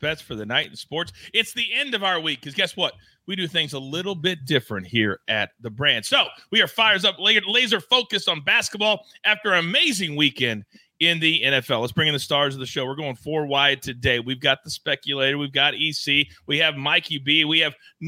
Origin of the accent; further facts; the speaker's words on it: Kansas, United States; moved away; Born and raised in Kansas. My family still lives in Kansas.